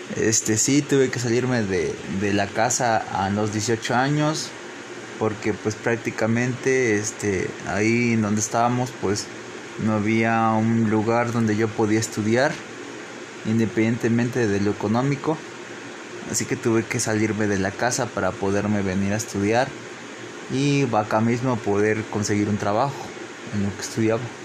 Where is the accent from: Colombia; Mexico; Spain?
Mexico; Papantla, Veracruz; Crecí en la localidad de Guadalupe Victoria, en Papantla, Veracruz